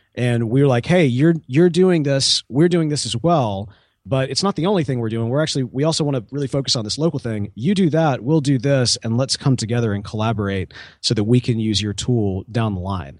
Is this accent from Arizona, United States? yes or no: no; Mississippi, United States; I'm also from Mississippi